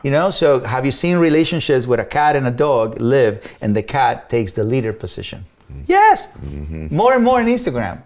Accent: Mexico; English is a second language; moved away as an adult; now in United States; as a Mexican

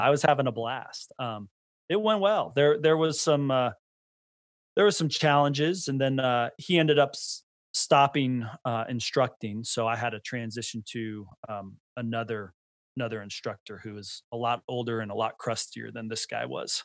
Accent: Bay Area, California, United States; born or raised there; now in Idaho, United States

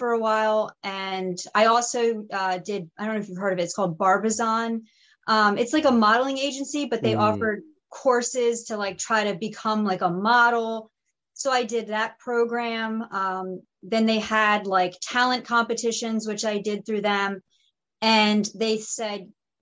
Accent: Pennsylvania, United States; there was this show called The Mayor of Easttown with Kate Winslet filming in my hometown

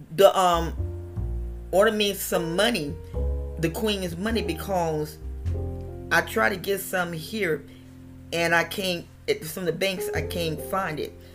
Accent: West Virginia, United States; I was born in West Virginia

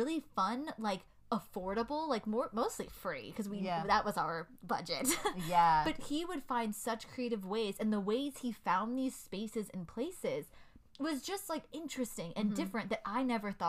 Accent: United States; I'm American. I am born and raised here

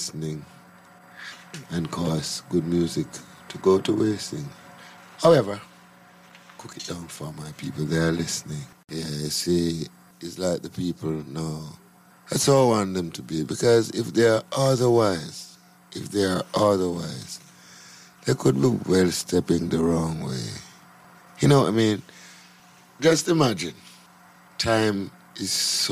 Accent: Jamaica; also born or lived in Clarendon, Jamaica / Kingston, Jamaica; I was born in St. Catherine, and I was brought up between St. Catherine, Clarendon, and Kingston. I live in St. Andrew at the moment

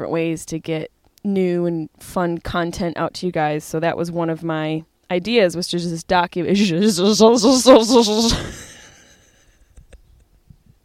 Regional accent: Syracuse, New York, United States; now in Los Angeles, United States; Syracuse, New York, my hometown

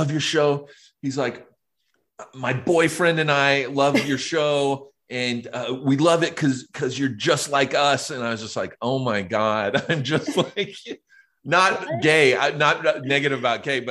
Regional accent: Riverside, California, United States; moved away as an adult; now in Los Angeles, United States; I grew up in Riverside. I grew up an hour away from here, east, like kind of near San Bernardino.

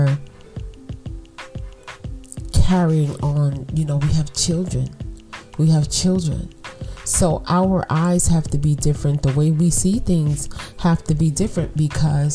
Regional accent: New York City, New York, United States; I'm from Brooklyn. You know, I'm from buildings, concrete, little bit of trees

